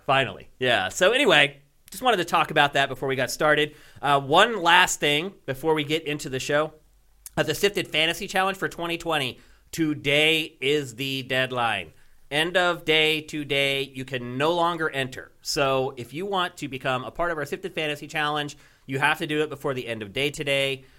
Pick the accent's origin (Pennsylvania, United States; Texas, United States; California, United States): Pennsylvania, United States; Philadelphia; moved away as an adult; I'm from Philadelphia